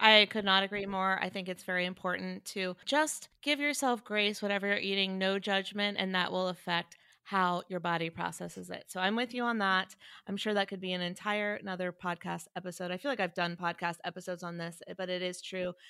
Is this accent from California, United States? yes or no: no; Chapel Hill, North Carolina, United States; also born or lived in Wilmington; I'm from North Carolina, but in Chapel Hill, we didn't say y'all until I went to college.